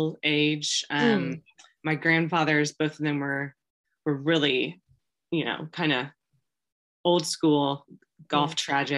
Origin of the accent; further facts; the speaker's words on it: Wichita, Kansas, United States; I grew up in Wichita.